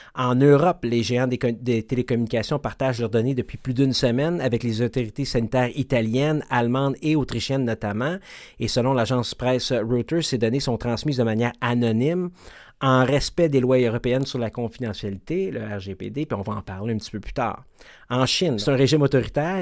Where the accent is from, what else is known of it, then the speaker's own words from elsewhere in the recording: Quebec, Canada; chez nous, au Québec